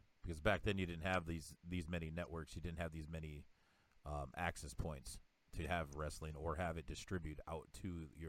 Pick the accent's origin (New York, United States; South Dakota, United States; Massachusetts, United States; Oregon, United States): South Dakota, United States; I'm from South Dakota